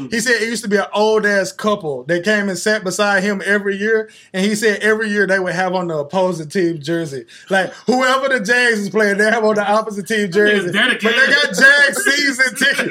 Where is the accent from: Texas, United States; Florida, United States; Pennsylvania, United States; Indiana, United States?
Texas, United States; now in Jacksonville, United States; I'm from Texas, so I have a lot of love for the Cowboys